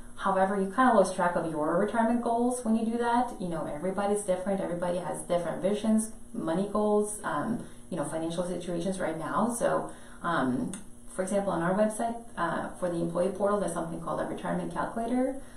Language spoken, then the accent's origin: English; Norway; moved away; I'm from Norway originally